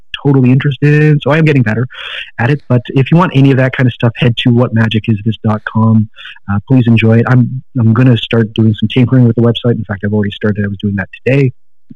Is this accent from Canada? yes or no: yes; Canada; I'm Canadian.